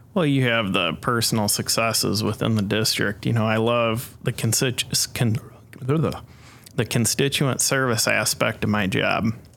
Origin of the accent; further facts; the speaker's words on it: Dixon, Illinois, United States; also born or lived in Urbana-Champaign, Illinois; I was uh, born and raised in the Dixon area on a small farm just outside of Dixon